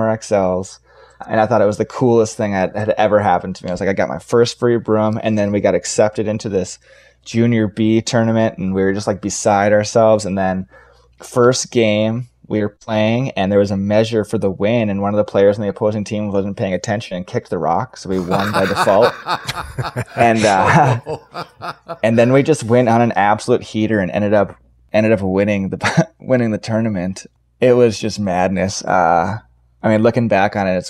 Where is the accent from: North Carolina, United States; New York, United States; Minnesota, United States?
Minnesota, United States; Duluth; I'm born and raised in Duluth, Minnesota, kind of hockey town.